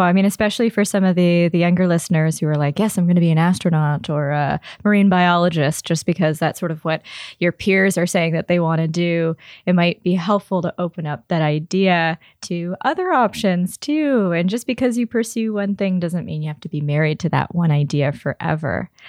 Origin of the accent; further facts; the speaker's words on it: Toronto, Ontario, Canada; I'm born and raised in Toronto